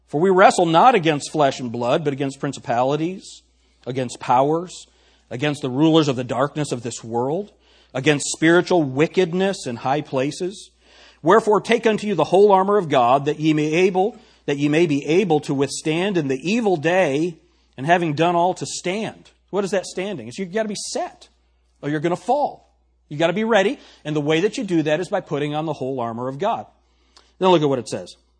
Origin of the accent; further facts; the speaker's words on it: New York, United States; accent: New York; My New York accent